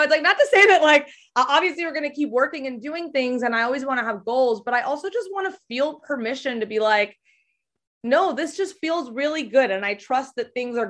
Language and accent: English; Mexico; I grew up in Mexico, but I went to the American school in Mexico